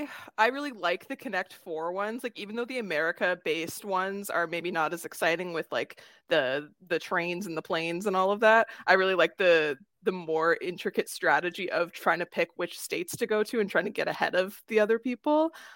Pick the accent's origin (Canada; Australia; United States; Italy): Canada; JK, I'm Canadian.